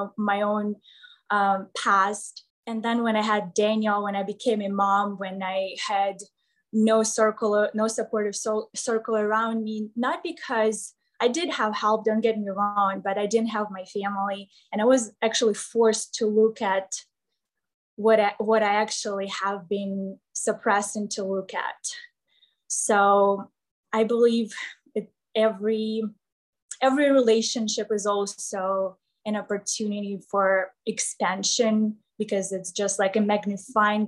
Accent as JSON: {"language": "English", "town": "Kryvyi Rih", "region": "Dnipropetrovsk Oblast", "country": "Ukraine", "tie": "born or raised there", "also_born_or_lived": "Kyiv, Ukraine / Texas, United States", "second_language": "English", "moved": "as an adult", "lives_now": "Las Vegas, United States", "said": "I left my home when I was about 15 years old. I started living on the other side of town because I'm from Krivoy Rog"}